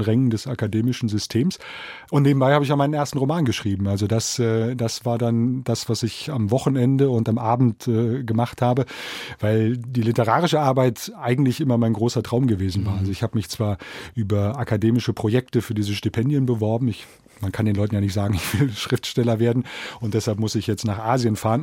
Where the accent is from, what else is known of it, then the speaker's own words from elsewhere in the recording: Biedenkopf, Hesse, Germany; moved away as an adult; also born or lived in Berlin / Taipei; meiner Heimatstadt Biedenkopf ist, in der ich nun 20 Jahre meines Lebens äh, verbracht habe